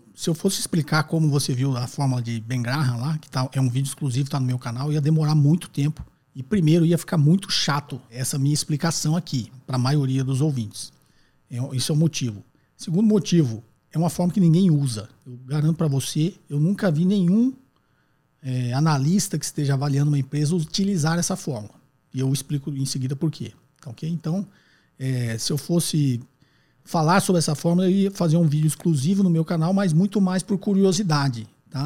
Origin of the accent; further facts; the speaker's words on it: Guarulhos, São Paulo, Brazil; sou de Guarulhos, São Paulo